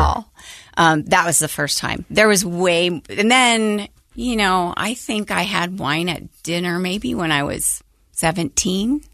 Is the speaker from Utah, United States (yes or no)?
yes; Logan, Utah, United States; I grew up in Logan, Utah